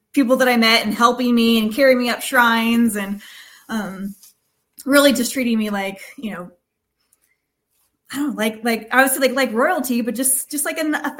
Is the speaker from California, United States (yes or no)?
yes; Bay Area, California, United States; in my hometown in the Bay Area